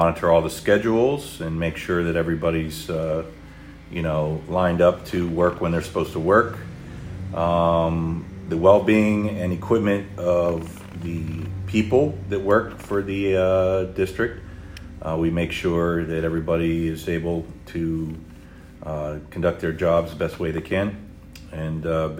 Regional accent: Youngstown, Ohio, United States; moved away as an adult; also born or lived in South Florida; now in Florida, United States; I'm originally from Northeast Ohio, the Youngstown area. It's where I grew up.

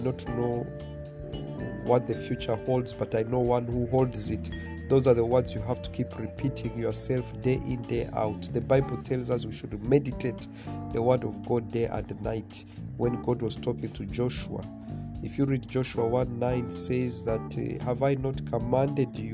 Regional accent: Mombasa, Mombasa County, Kenya; where I grew up in Mombasa, Kenya

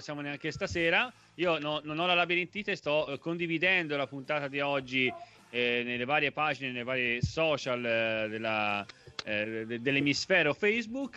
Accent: Italy; sono nato nel paese più bello del mondo

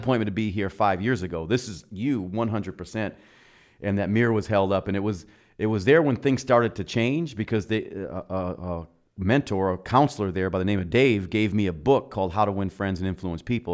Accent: Milwaukee, Wisconsin, United States; now in Arizona, United States; born and raised in Milwaukee

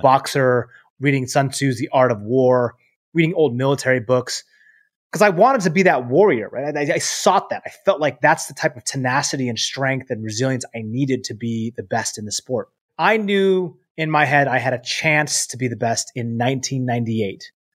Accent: Seattle, Washington, United States; I'm from Seattle

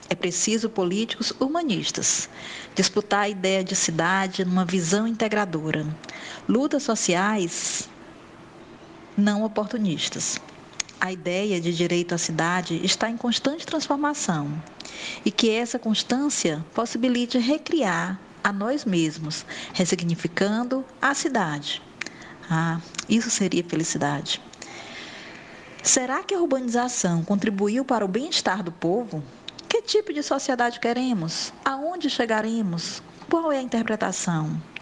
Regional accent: Northeast Region, Brazil; né? sou mulher e também sou nordestina.

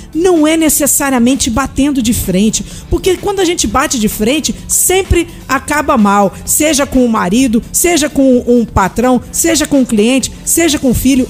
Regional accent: Rio de Janeiro, Brazil; now in Brasília, Brazil; Eu que sou carioca

